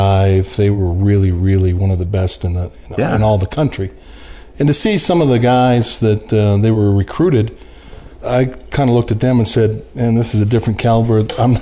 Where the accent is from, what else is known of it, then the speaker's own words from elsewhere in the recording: Boulder, Colorado, United States; I was born and raised in Boulder, Colorado, of all places.